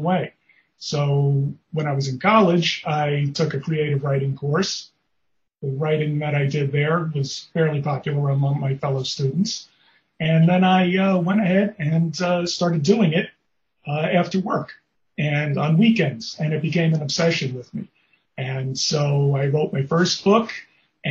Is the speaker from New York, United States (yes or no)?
yes; New York City, New York, United States; I grew up in the Bronx, New York.